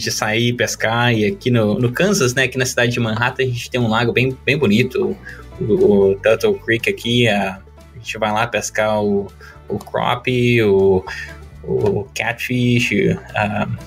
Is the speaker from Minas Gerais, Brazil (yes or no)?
yes; Minas Gerais, Brazil; Eu sou mineiro, né? Eu tava pronto para falar queijo, mas eu diria que é o pão de queijo.